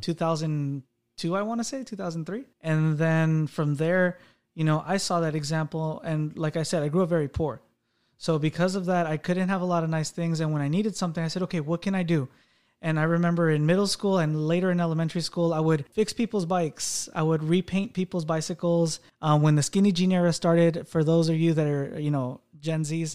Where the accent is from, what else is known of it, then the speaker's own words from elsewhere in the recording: United States; also born or lived in Mexico; I did get raised in the U S